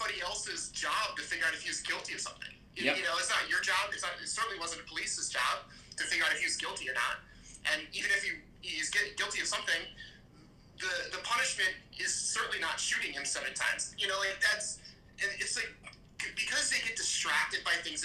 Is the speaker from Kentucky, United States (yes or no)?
no; Cleveland, Ohio, United States; moved away as an adult; now in Chicago, United States; I'm from Cleveland.